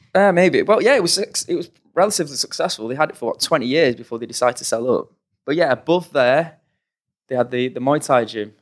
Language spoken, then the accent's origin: English; Oldham, North West England, United Kingdom; we grew up in Oldham, in Manchester, on the sort of outskirts of Manchester